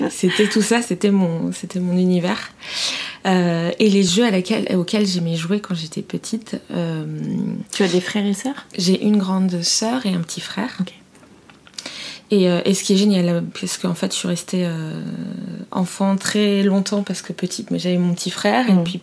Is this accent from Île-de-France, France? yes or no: yes; Fontainebleau, Île-de-France, France; also born or lived in Paris; je suis née à Paris, mais euh, à 5 ans, j'ai emménagé à Fontainebleau